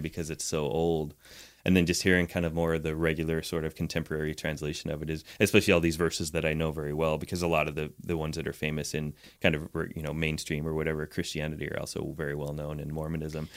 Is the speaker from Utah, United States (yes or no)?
yes; Utah, United States; also born or lived in Arizona; was raised in Utah